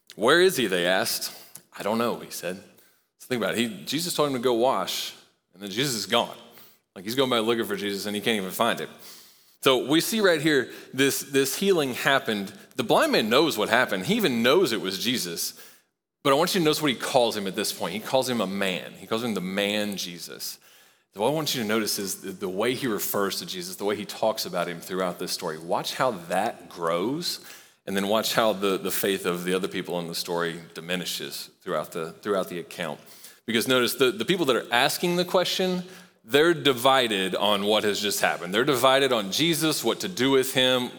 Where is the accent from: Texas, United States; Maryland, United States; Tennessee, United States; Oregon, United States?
Tennessee, United States; Knoxville; I grew up in Knoxville